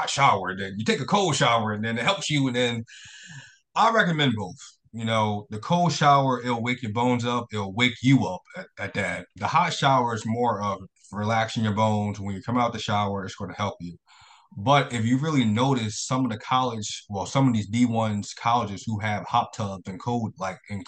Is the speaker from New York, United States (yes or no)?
no; Philadelphia, Pennsylvania, United States; I moved back to Philadelphia. I'm from Philadelphia